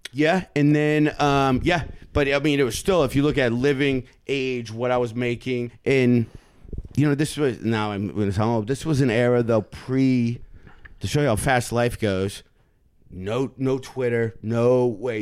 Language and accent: English; Michigan, United States; I'm from Michigan